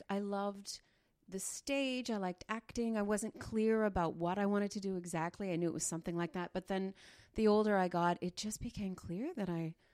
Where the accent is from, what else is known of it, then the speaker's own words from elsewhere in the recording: Dryden, Ontario, Canada; born there; also born or lived in Smooth Rock Falls / Sioux Lookout / Pine Falls / Richelieu, Quebec; I was born in Dryden. I lived in Smooth Rock Falls, Sioux Lookout, Pine Falls